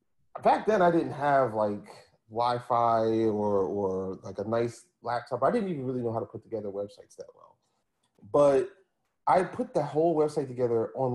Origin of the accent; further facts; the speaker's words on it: Philadelphia, Pennsylvania, United States; Like, I had just gotten this job working in the middle of, like, I'm from Philly, and I got this job working in Princeton, New Jersey.